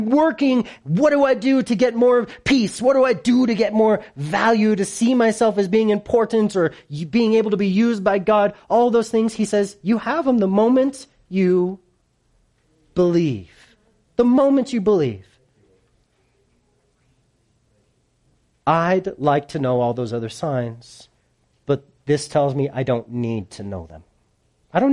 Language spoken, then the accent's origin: English; United States; I'm such an American